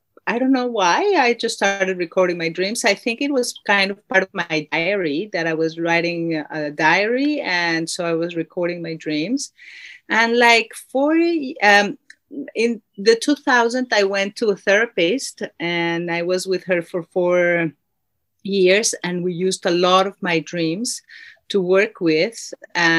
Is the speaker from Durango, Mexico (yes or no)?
no; Mexico City, Mexico; now in New Zealand; I was born in Mexico City